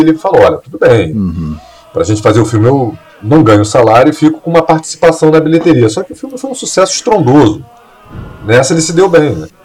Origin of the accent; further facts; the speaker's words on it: Brazil; nós que somos brasileiros